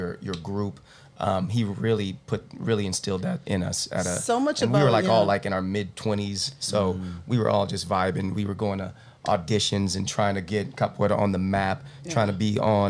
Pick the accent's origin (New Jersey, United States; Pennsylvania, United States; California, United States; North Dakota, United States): California, United States; San Francisco; moved away; I'm from San Francisco. I'm from the San Francisco Bay Area.